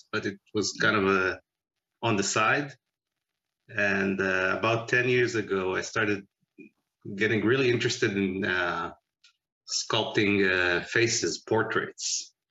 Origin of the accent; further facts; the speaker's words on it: Israel; moved away as an adult; now in Pittsburgh, United States; I was born in Israel and we moved here in 2008 with the family